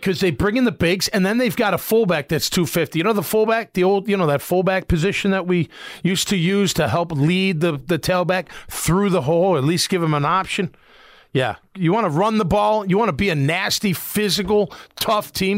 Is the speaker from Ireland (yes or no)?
no; Chicago, Illinois, United States; moved away; I grew up in Chicago